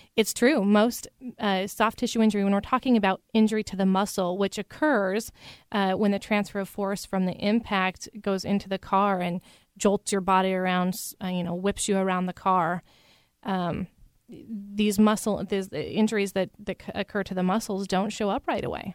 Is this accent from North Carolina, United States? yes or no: no; Idaho, United States; moved away as an adult; now in Seattle, United States; I'm originally from Idaho, and I came over to this area, Seattle, for law school